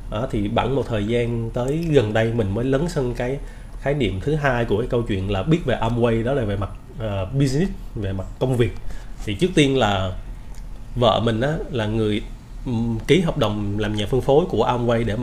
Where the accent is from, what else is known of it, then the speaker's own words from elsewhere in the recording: Buôn Ma Thuột, Đắk Lắk, Vietnam; moved away as an adult; now in Ho Chi Minh City, Vietnam; là sinh ra và lớn lên ở thành phố Buôn Ma Thuột ở tỉnh Đắk Lắk. Thì tới năm 2005 à, á, thì cũng giống như các bạn bè cùng trang lứa với mình á, là … rời quê để mà đến Sài Gòn để mà học.